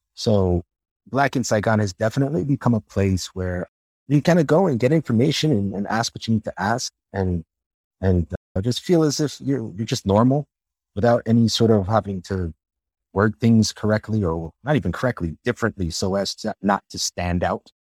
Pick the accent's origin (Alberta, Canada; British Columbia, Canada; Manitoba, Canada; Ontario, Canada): Ontario, Canada; Toronto; moved away as an adult; growing up in Toronto, with the immigrant family